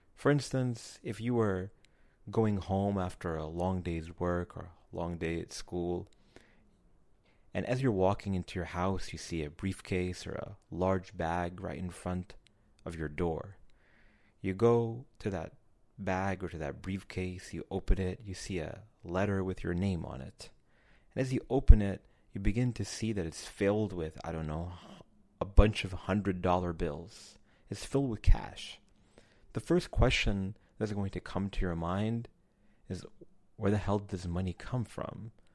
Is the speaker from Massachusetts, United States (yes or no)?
no; New York City, New York, United States; I'm from New York City